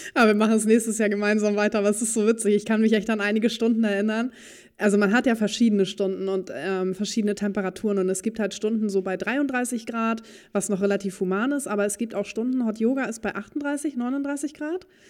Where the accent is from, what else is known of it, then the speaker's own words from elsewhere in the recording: Dithmarschen, near Heide, Schleswig-Holstein, Germany; ich bin ja auch auf dem Hof groß geworden, in der Nähe von, oder in Dithmarschen, in der Nähe von Heide